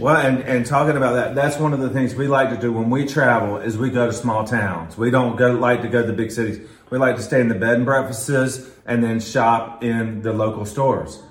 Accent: Quincy, Florida, United States; also born or lived in Atlanta / Tallahassee; I grew up in Quincy

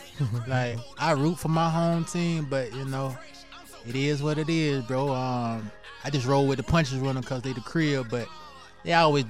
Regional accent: Carolina, United States; You know, I'm from Carolina.

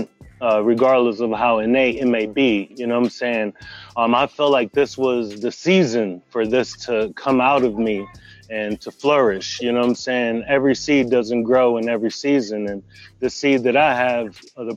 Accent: New Jersey, United States; now in Nashville, United States; I'm originally from Jersey, but I'm out in Nashville

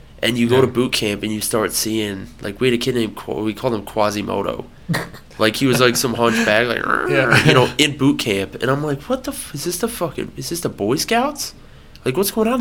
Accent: Harrison Township, Michigan, United States; I'm from Harrison Township.

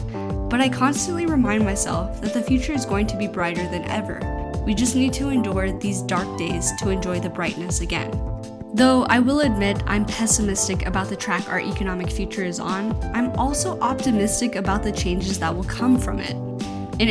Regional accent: United States; I'm an American

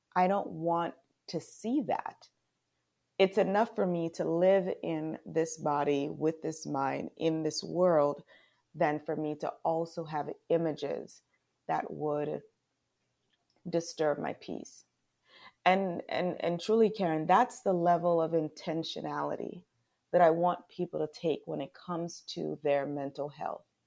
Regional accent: Charlotte Amalie, U.S. Virgin Islands; moved away as an adult; now in United States; I was born in Saint Thomas, Virgin Islands. We are U S territory

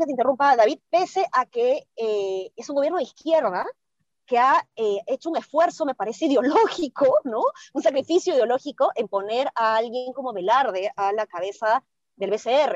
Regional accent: Peru; nosotros como peruanos

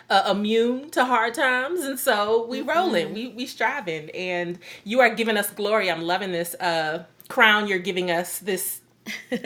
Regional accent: Midwest, United States; as a Midwesterner

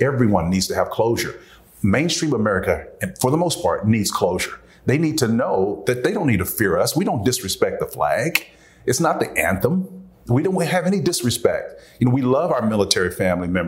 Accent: Tulsa, Oklahoma, United States; I grew up in Tulsa, Oklahoma, North Tulsa.

